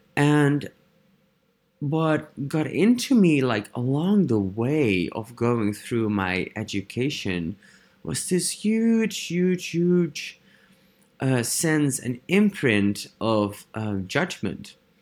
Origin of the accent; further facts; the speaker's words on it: Netherlands; English is a second language; I am from the Netherlands